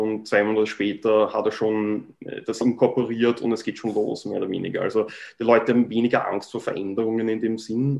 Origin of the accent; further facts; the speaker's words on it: Vienna, Austria; moved away as an adult; now in Vancouver Island, Canada; ich bin in Wien geboren, ähm, bin dort zur Schule gegangen